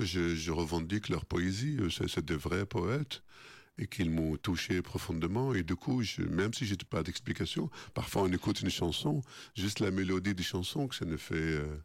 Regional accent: Baghdad, Baghdad Governorate, Iraq; moved away as an adult; now in France; chez nous à Bagdad

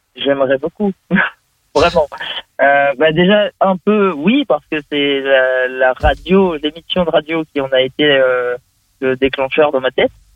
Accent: Vendée, Pays de la Loire, France; je suis de Vendée, Pays de la Loire, l'Ouest de la France

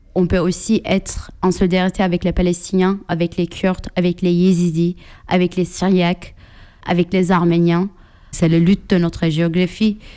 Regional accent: Istanbul, Turkey; French is a second language; moved away; J'ai grandi à Istanbul

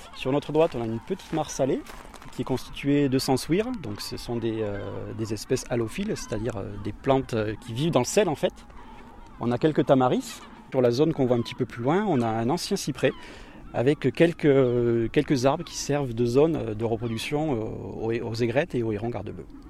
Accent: Perpignan, Occitania, France; je suis originaire de Perpignan. J'ai toujours vécu pas très loin de ce type de milieu.

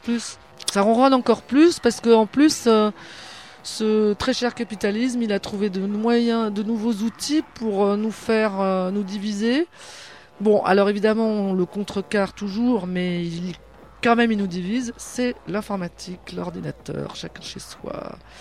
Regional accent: Burgundy, Bourgogne-Franche-Comté, France; on vient de Bourgogne, du côté viticulteur

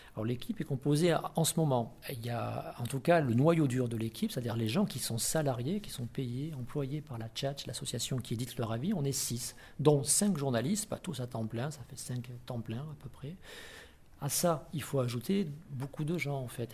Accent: the South, France; moved away as an adult; also born or lived in Paris / Reims; je suis du Sud, je suis revenu dans le Sud

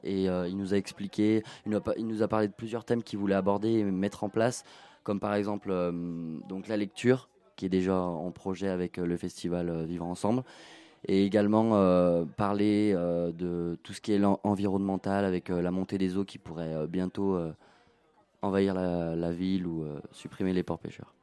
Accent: Saint-Christo-en-Jarez, Auvergne-Rhône-Alpes, France; j'habite euh, depuis que je suis né à Saint-Christo

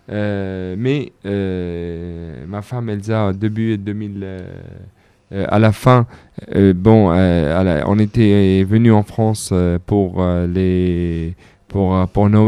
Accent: Jerusalem, Palestine; j'ai grandi dans des à Jérusalem. j'étais arrêté comme comme beaucoup de jeunes à mon âge.

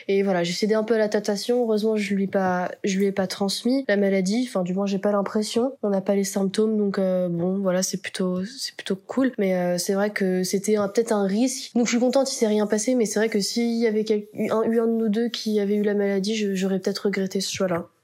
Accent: France; accent: French; also born or lived in Buenos Aires, Argentina; avec notre accent français

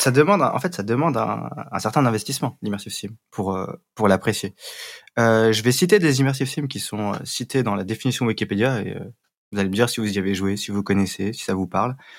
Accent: Paris, Île-de-France, France; Parisien, ah bah moi aussi, et Rafik aussi. Donc on est tous parisiens.

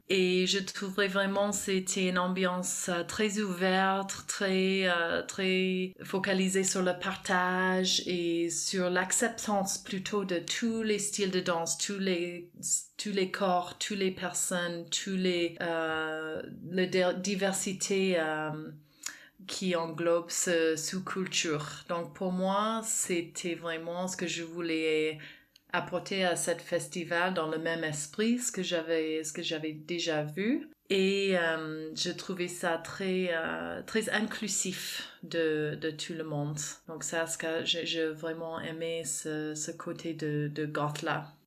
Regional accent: Canada; moved away as an adult; also born or lived in France; now in Aix-en-Provence, France; à l'origine, je suis canadienne

